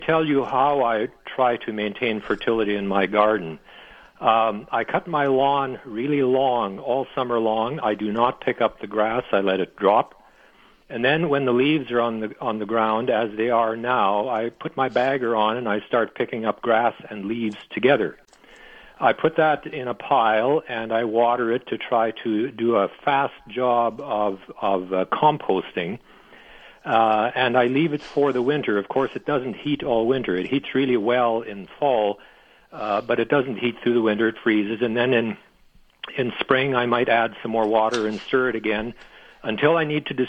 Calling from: Steinbach, Manitoba, Canada; I'm calling from Steinbach, and I have a question about the fertility of my garden.

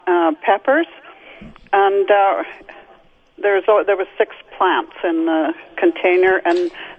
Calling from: St. Cloud, Minnesota, United States; I'm calling from St. Cloud.

